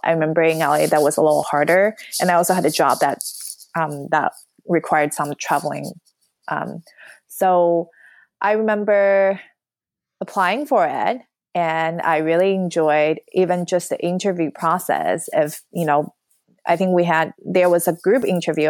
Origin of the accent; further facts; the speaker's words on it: New York, United States; moved away as an adult; also born or lived in Los Angeles / San Francisco Bay Area; now in San Francisco, United States; I'm from New York